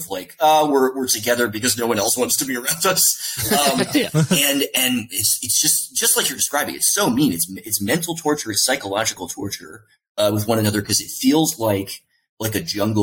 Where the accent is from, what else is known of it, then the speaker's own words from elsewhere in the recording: the South, United States; I'm from the South